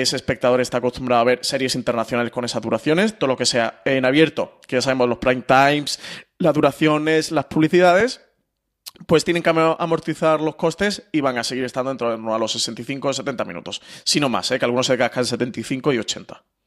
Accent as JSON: {"language": "Spanish", "town": "Málaga", "region": "Andalusia", "country": "Spain", "said": "yo que soy malagueño"}